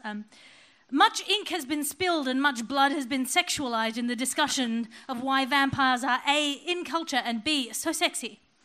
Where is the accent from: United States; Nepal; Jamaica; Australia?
Australia; my being Australian